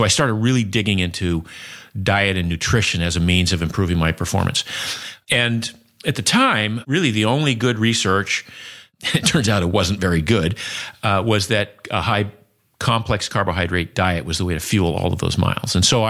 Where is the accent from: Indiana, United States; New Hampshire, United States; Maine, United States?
Maine, United States; Maine where I grew up.